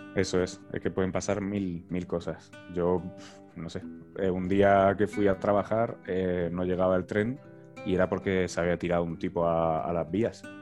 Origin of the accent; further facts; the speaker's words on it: Murcia, Region of Murcia, Spain; also born or lived in Lomas de Zamora, Argentina; si soy de Murcia